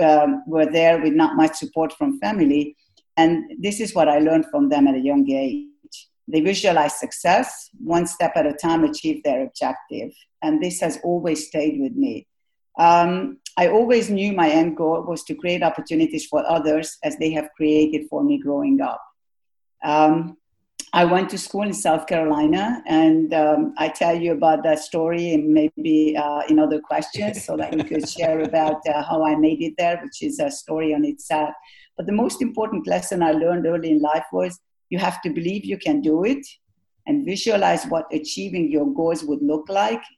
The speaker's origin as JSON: {"language": "English", "country": "Hungary", "tie": "born or raised there", "said": "Growing up in Hungary"}